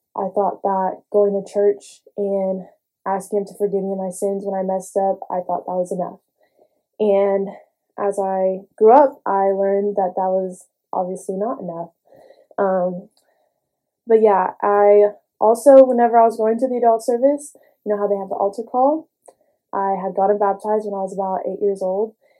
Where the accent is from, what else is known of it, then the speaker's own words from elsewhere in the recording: Houston, Texas, United States; I grew up in Houston, grew up in a church household